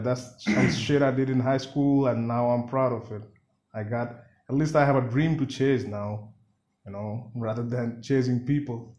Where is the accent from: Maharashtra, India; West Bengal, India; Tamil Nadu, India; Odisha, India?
West Bengal, India; Siliguri; first language Bengali; English is a second language; I'm from Siliguri